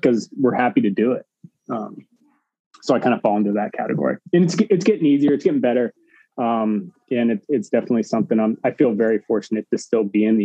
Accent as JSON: {"language": "English", "area": "outside of Phoenix", "region": "Arizona", "country": "United States", "tie": "born or raised there", "said": "I grew up in Arizona outside of Phoenix"}